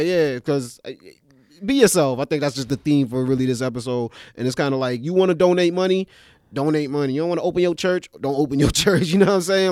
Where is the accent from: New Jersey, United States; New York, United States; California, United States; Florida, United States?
New York, United States; New York City; I'm from East Flatbush, Brooklyn